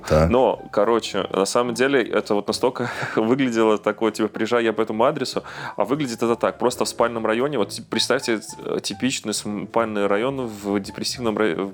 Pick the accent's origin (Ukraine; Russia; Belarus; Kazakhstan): Belarus; я этот белорус, законопослушный, я вообще стараюсь, типа, так, чтобы не позорить там часть флага белорусского